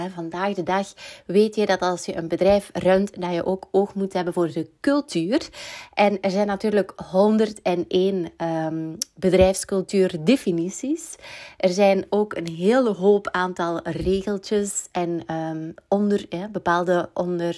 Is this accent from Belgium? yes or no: yes; Belgium; we als Belg